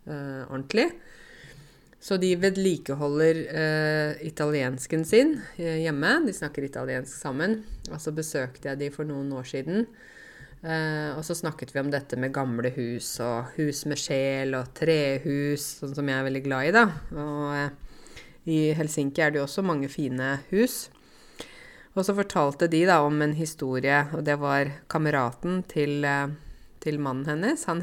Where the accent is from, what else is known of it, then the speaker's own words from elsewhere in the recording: Egypt; now in Norway; Er, hallo, jeg kommer fra Egypt. Vi har jo 2 3 4 5 10 tusen år gamle ting.